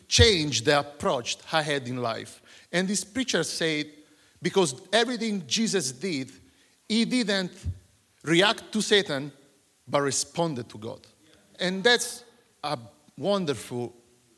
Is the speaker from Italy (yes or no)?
yes; Italy; moved away as an adult; now in Surrey, United Kingdom; I'm from Italy.